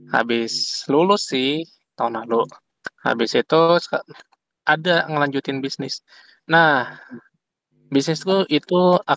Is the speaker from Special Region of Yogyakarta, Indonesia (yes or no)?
yes; Yogyakarta, Special Region of Yogyakarta, Indonesia; now in Bandung, Indonesia; makanya bisnisnya juga di Bandung sekarang. Walaupun aku orang Jogja ya. Aku orang Jogja hmm. yang bisnisnya di Bandung.